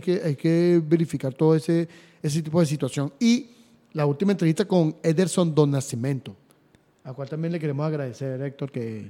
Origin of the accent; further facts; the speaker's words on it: Venezuela; mi país